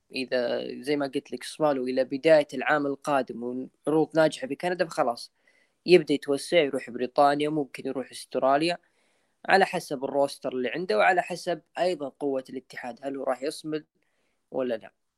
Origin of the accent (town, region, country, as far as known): Saudi Arabia